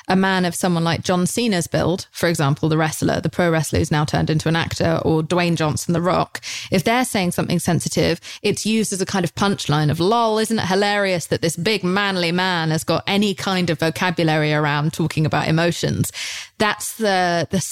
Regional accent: United Kingdom; moved away as an adult; now in United States; over in Britain. Like, that's just how we are.

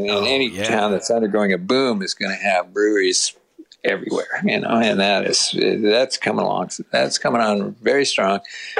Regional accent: California, United States; also born or lived in Boston area, Massachusetts; now in Nashville, United States; because I grew up in California and I love the West Coast

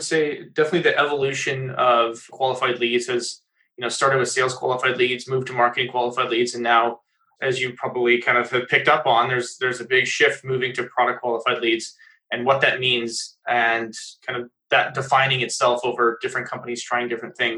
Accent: United States; now in Canada; I'm actually an American living up in Canada.

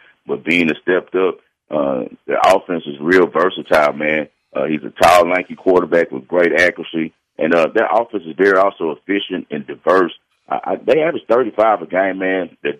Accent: Louisiana, United States; I'm from Louisiana.

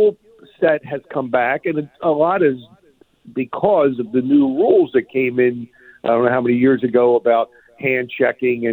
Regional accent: Philadelphia, Pennsylvania, United States; I'm from Philly

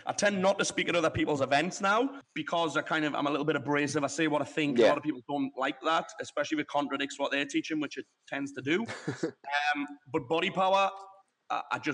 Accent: the Northeast, North East England, United Kingdom; now in Marbella, Spain; I'm from the Northeast

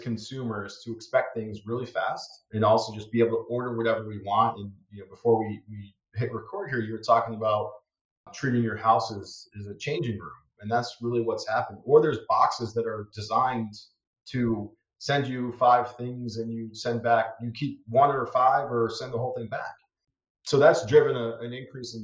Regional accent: Endicott, New York, United States; moved away as an adult; also born or lived in Purdue University (Indiana); now in Chicago, United States; I grew up in Endicott, New York, which is outside of Binghamton. It's in upstate New York.

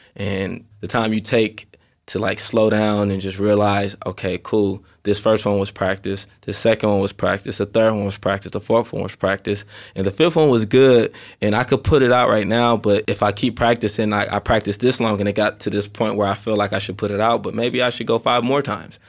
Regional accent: Inglewood, California, United States; also born or lived in Carson, California; I lived in Inglewood up until I was twelve

